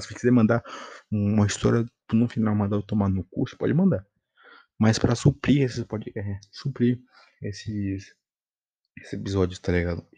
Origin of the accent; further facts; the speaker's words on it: Bahia, Brazil; Eu tenho que falar mim, porque eu sou baiano.